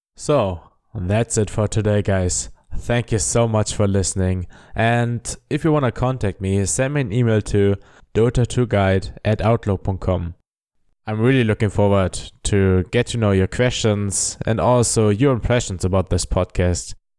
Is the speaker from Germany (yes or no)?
yes; Germany; accent: German; English is a second language; I am a German